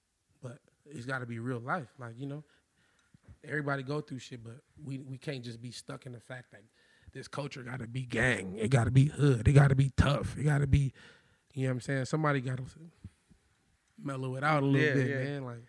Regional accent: Compton, California, United States; I was born in Compton, though, man. Shout out L.A. LA County. I was born in Compton. I lived in Linwood, Inglewood, Long Beach, Pasadena, Norwalk, Corona, everywhere, man.

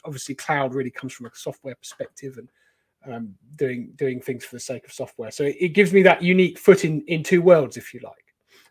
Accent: Cornwall, South West England, United Kingdom; I grew up in Cornwall, near Poldhu

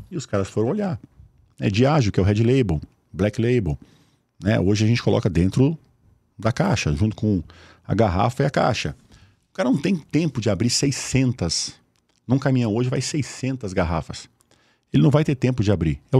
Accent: Osasco, São Paulo, Brazil; eu sou de Osasco

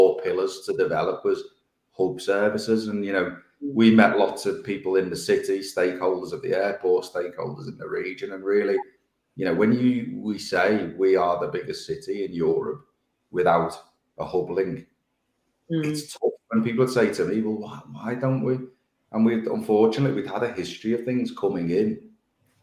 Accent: Liverpool, North West England, United Kingdom; I'm from Liverpool

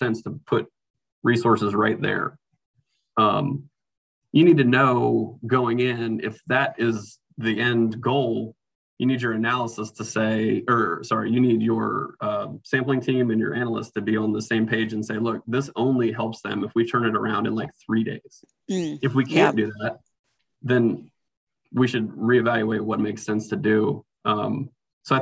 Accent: Norfolk, Virginia, United States; I grew up in Norfolk, Virginia

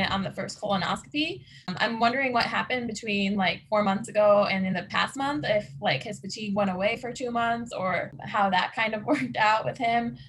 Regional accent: Chicago, Illinois, United States; who is also from the Chicago area

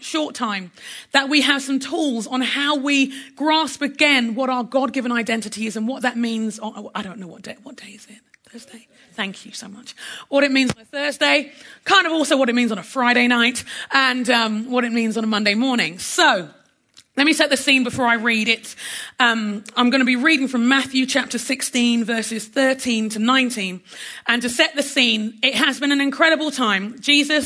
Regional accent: London, United Kingdom; now in United States; My heritage, I'm Nigerian by heritage. I'm a Londoner by birth. I live in America by passport

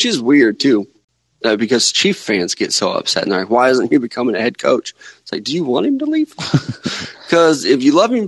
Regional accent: Missouri, United States

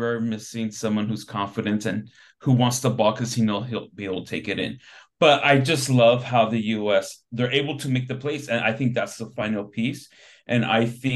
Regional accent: United States; As an American

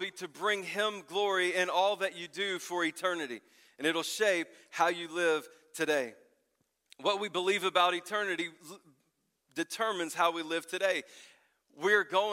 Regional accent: the South, United States; I grew up in the South

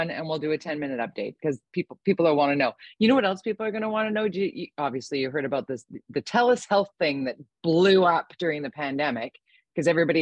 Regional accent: Tsawwassen, British Columbia, Canada; I grew up in Tawasin

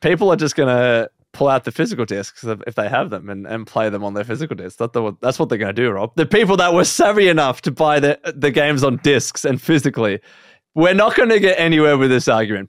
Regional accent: Australia; we are Australian

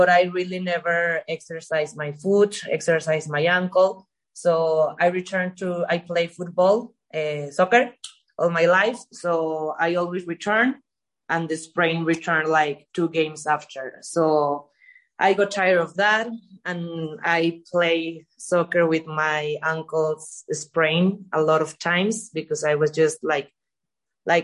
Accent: Mexico; I'm from Mexico.

